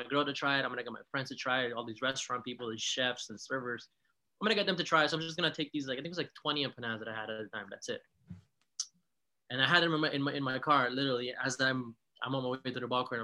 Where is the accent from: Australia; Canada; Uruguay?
Uruguay; moved away